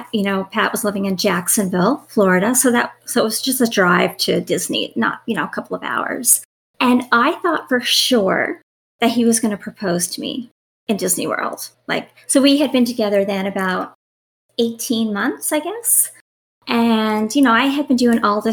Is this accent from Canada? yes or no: yes; Newfoundland and Labrador, Canada; I'm Canadian, I'm from Newfoundland. Typically, people from Newfoundland stay in Newfoundland, like we don't leave